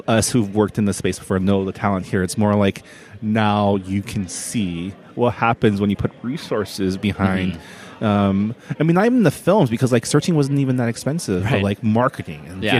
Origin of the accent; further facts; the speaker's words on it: San Gabriel, California, United States; Very much San Gabriel.